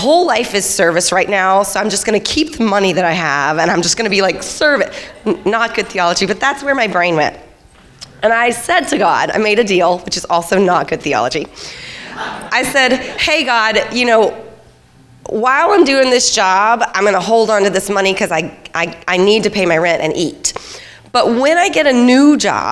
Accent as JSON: {"language": "English", "region": "the South", "country": "United States", "tie": "born or raised there", "said": "I was raised in the South"}